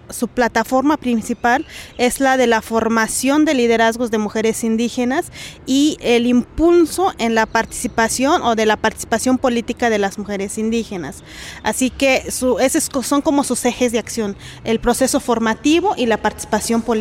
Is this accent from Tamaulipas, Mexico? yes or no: no; Santa María Tlahuitoltepec, Oaxaca, Mexico; first language Mixe (Ayuuk); Spanish is a second language; originaria de una comunidad que se llama Santa María Tlautoltepec, que está al noreste del estado de Oaxaca. Prácticamente estamos en la sierra, ahí incrustadas en la sierra